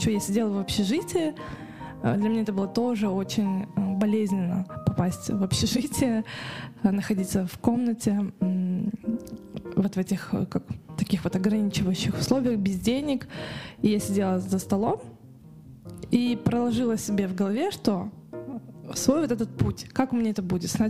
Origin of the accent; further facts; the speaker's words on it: Karaganda, Karaganda Region, Kazakhstan; now in Almaty, Kazakhstan; потому что я приехала из Караганды, угу. и я никогда не была в этой сфере, да, я не была в Алмате, там, да, не проживала в этом городе